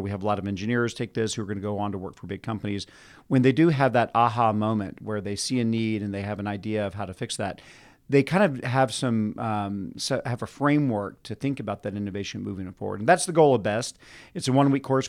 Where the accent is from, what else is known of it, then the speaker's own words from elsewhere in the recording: Austin, Texas, United States; I'm from Austin